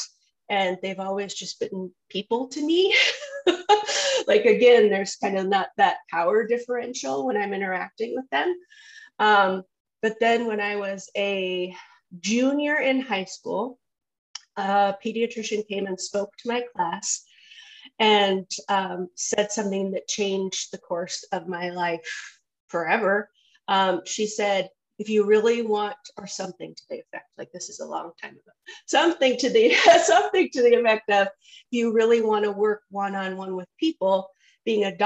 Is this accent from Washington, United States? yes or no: yes; San Juan Island, Washington, United States; moved away as an adult; also born or lived in Seattle, Washington; now in Colorado, United States; I was born in Seattle, raised on San Juan Island